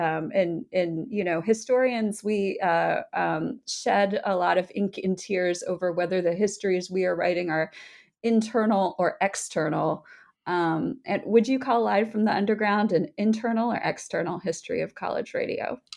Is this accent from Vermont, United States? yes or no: yes; Vermont, United States; born or raised there; moved away as an adult; also born or lived in Nashville, Tennessee